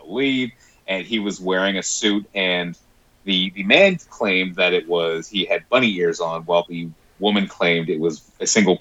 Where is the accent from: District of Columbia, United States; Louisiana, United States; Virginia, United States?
Virginia, United States; growing up in Virginia